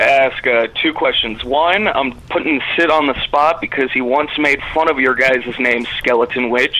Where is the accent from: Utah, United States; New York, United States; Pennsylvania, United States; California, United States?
Utah, United States; I'm from Utah.